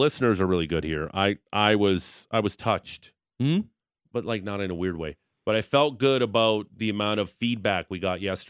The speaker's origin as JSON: {"language": "English", "region": "Ontario", "country": "Canada", "said": "you know I'm from Ontario."}